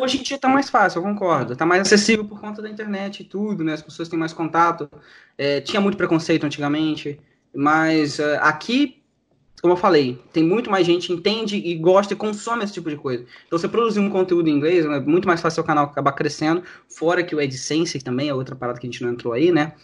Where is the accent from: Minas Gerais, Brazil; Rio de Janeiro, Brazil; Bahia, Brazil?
Rio de Janeiro, Brazil; sou do Rio de Janeiro